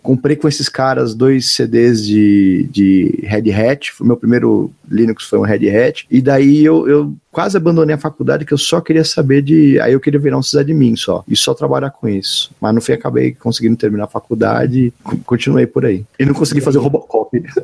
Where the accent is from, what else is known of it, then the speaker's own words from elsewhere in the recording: São Paulo, Brazil; moved away; also born or lived in Florianópolis; me formei com os manezinhos da ilha mas sou de São Paulo